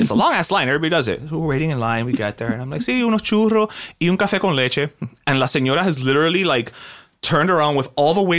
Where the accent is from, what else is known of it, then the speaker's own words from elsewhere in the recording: Miami, Florida, United States; also born or lived in New York; I'm coming from Miami.